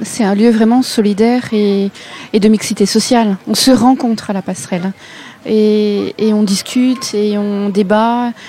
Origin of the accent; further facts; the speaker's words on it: Mantes-la-Jolie, Île-de-France, France; moved away as an adult; now in Rixheim, France; je viens de Mantes-la-Jolie